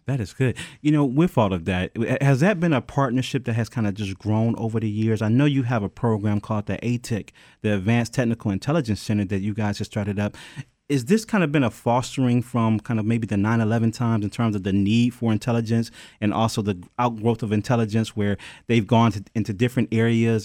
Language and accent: English; Detroit, Michigan, United States; I'm from Detroit